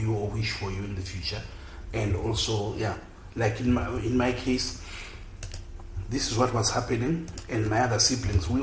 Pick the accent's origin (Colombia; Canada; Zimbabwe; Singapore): Zimbabwe; Bulawayo; accent: Ndebele; I was born and raised in Bulawayo. I grew up in Chabalala